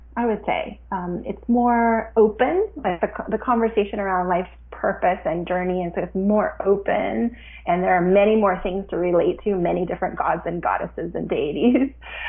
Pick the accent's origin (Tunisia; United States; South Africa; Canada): Canada; also born or lived in Ottawa, Canada / Vancouver, Canada; I was born in Canada and grew up my whole childhood here.